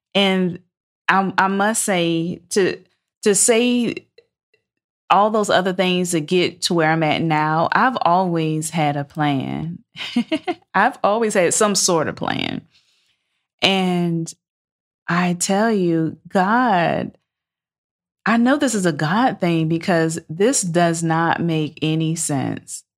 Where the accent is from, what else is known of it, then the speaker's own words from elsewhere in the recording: Savannah, Georgia, United States; moved away as an adult; also born or lived in Valdosta, Georgia / Atlanta, Georgia; I'm from Savannah, Georgia